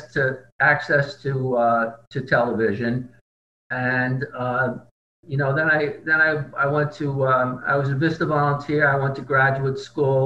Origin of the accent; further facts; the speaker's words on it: Fairview, New Jersey, United States; also born or lived in Englewood, New Jersey; I grew up in the town of Fairview, New Jersey, which is right across the river from Manhattan.